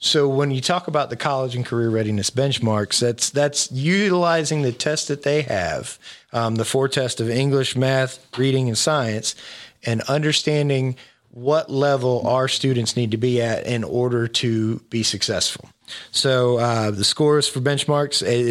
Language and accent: English; Florida, United States; moved away; I grew up in Florida